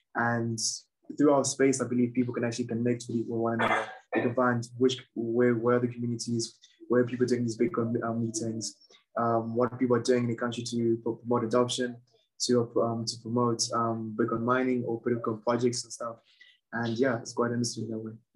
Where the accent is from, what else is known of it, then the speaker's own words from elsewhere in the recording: Zimbabwe; I'm from Zimbabwe. And in Zimbabwe, we've suffered from about two hyperinflations